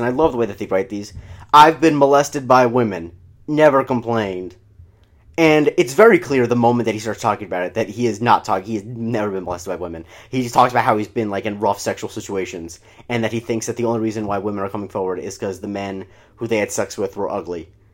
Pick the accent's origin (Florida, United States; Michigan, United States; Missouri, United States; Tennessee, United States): Florida, United States; I grew up in Florida